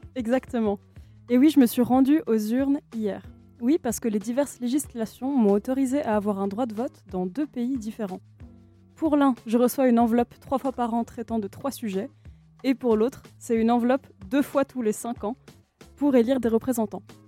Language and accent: French; France; moved away; mon pays d'origine